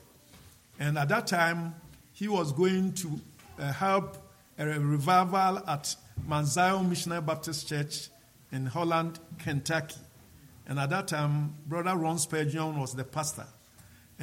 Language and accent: English; Ghana; come to Ghana and preach this same gospel to my people